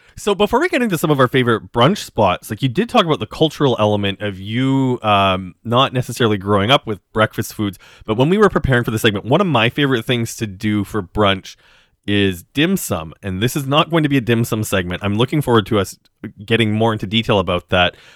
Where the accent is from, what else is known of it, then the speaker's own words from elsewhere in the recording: Western Canada, Canada; now in Toronto, Canada; growing up in Western Canada